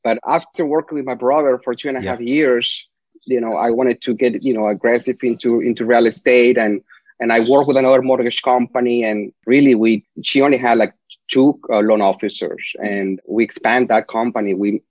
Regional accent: Lima, Peru; first language Spanish; English is a second language; moved away as an adult; also born or lived in El Paso, Texas / Houston, Texas; now in United States; born and raised in Miraflores

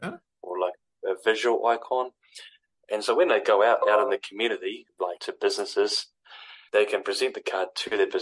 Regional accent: Timaru, Canterbury, New Zealand; now in Christchurch, New Zealand; I'm from here in Christchurch in Canterbury, originally from Timaru in South Canterbury

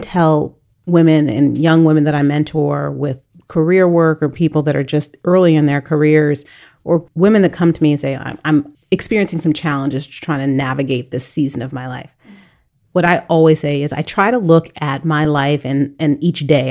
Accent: United States; we as an American society

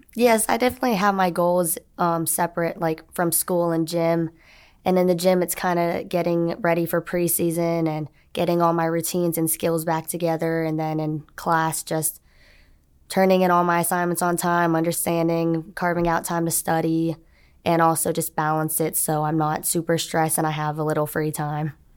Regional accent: Orlando, Florida, United States; moved away as an adult; now in Auburn, United States; I'm from Orlando, Florida, so I wanted to be close to home

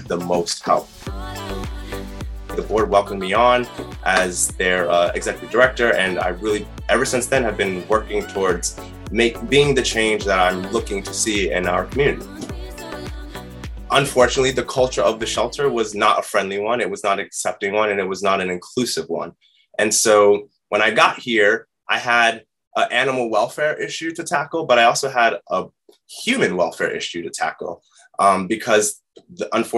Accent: New York City, New York, United States; growing up in New York City

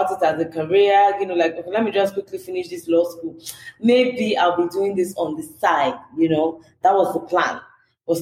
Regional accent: Lagos, Nigeria; I was born in Lagos. I grew up in a very communal environment

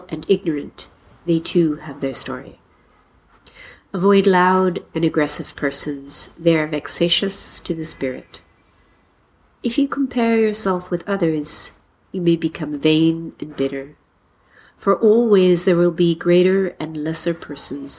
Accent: Mississauga, Ontario, Canada; moved away as an adult; now in Nanjing, China; the house I grew up in Mississauga, Ontario

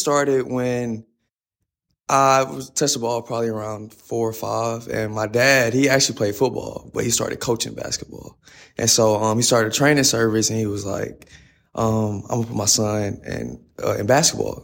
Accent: Fort Worth, Texas, United States; moved away; I'm from Fort Worth, Texas. Um, I went to Nolan Catholic, uh, played varsity for four years there.

